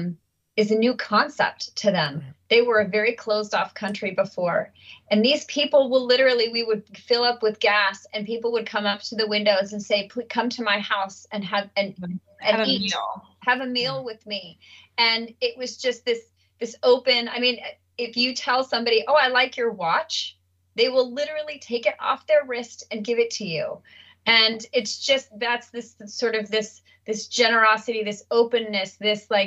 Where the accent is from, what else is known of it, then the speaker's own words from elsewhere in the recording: United States; to be from the U.S.